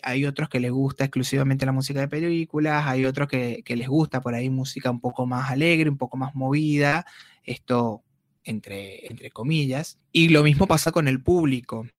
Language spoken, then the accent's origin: Spanish; Turmero, Aragua, Venezuela; moved away as an adult; now in Comodoro Rivadavia, Argentina; yo soy de una ciudad de Venezuela llamada Maracay, ah, específicamente de un pueblo llamado Turmero, que está en el estado de Aragua